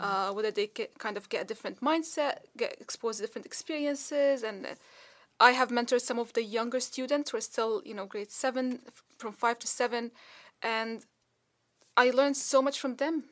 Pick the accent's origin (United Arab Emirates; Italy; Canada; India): United Arab Emirates; Dubai; moved away; I grew up in Dubai